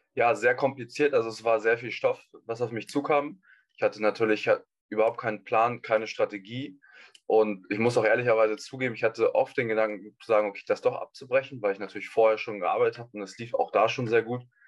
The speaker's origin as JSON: {"language": "German", "region": "Hamburg", "country": "Germany", "said": "ich komme aus Hamburg"}